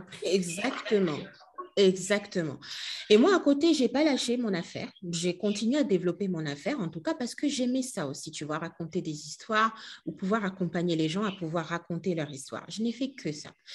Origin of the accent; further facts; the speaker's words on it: Kinshasa, DR Congo; moved away as an adult; also born or lived in France; je suis née et j'ai grandi à Kinshasa.